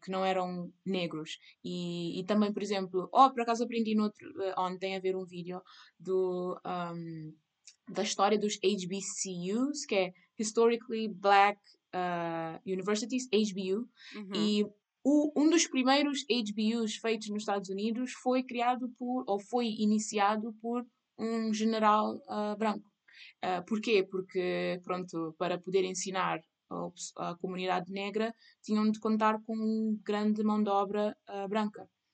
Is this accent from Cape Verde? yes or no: yes; Cape Verde; eu sou cabo-verdiana